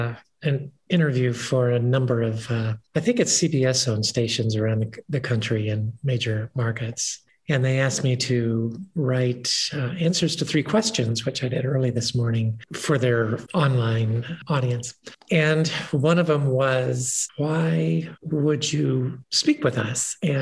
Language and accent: English; Kentucky, United States; also born or lived in Ohio / West Virginia / New York; now in Boulder County, United States; I've lived here for the last 15 years after spending 35 years in New York and growing up in Kentucky, Ohio, and West Virginia.